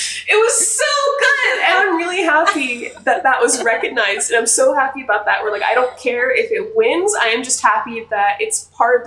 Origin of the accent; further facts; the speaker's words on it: California, United States; I was born in California.